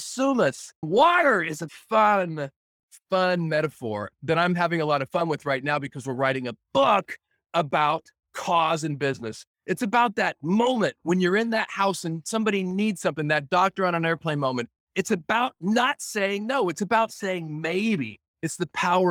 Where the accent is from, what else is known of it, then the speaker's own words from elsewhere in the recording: Oregon, United States; growing up in Oregon, growing up in a timber town